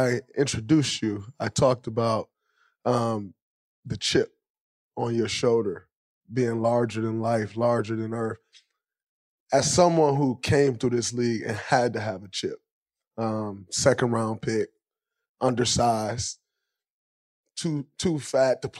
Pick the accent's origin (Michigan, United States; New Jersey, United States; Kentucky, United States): Michigan, United States; growing up in Michigan